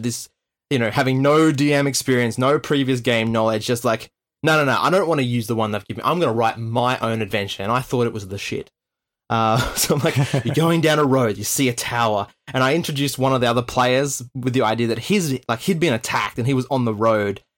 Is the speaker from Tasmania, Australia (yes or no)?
yes; Tasmania, Australia; growing up in Tasmania.